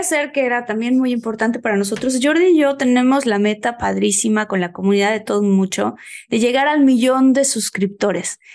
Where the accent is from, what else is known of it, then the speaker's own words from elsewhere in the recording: Mexico; moved away; estar en mi país